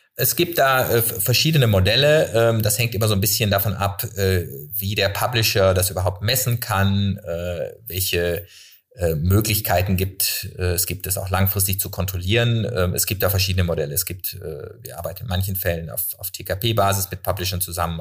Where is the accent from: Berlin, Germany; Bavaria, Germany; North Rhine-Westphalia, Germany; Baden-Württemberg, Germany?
Baden-Württemberg, Germany; Freiburg; now in Cologne, Germany; Ich komme aus Freiburg